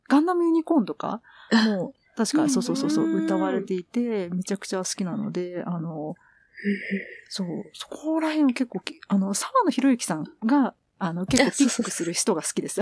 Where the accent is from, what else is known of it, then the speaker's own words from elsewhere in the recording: Kanto, Japan; うちの親が山梨と広島で、私は関東出身